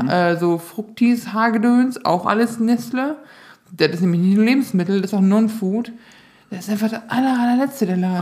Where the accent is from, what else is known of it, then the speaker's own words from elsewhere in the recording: Northern Germany, Germany; accent: Low German-tinged (Wat, Dat, Ne); Ich dachte mir, ich spreche akzentfreies Hochdeutsch, aber ich habe viel so dieses Wat und Dat und Ne